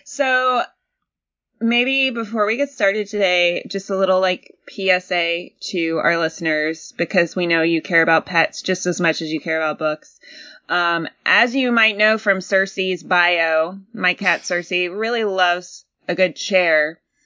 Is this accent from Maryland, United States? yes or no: no; Athens, Georgia, United States; moved away; also born or lived in Hammond, Louisiana; i moved to athens when i was seven and that's where i grew up